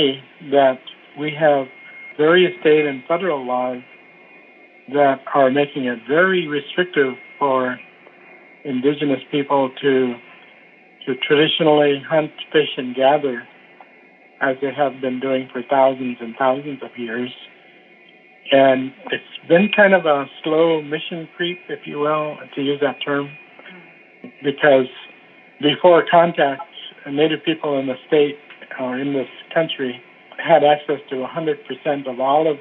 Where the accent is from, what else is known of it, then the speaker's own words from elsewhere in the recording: Fairbanks, Alaska, United States; also born or lived in Sitka, Alaska / Wrangell, Alaska; as a kid growing up in Fairbanks and Sitka and Wrangell, these small places